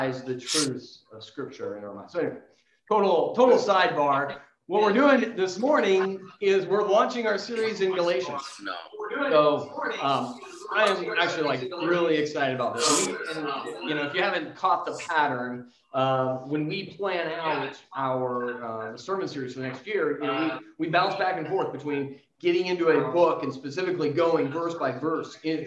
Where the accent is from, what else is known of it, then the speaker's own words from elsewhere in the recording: San Diego, California, United States; I grew up in San Diego